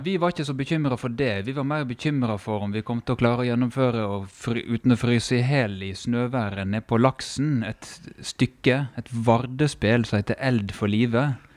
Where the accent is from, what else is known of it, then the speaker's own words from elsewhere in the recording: Førde, Vestland, Norway; barndommen i Førde